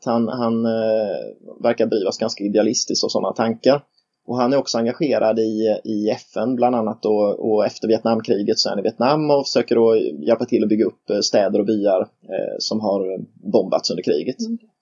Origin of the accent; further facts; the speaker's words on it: Nässjö, Jönköping County, Sweden; jag är från Nässjö